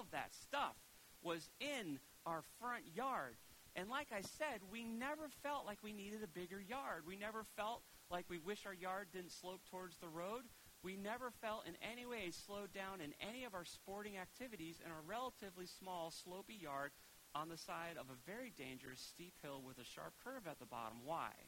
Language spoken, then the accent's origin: English; Preston, Connecticut, United States; I loved growing up in Preston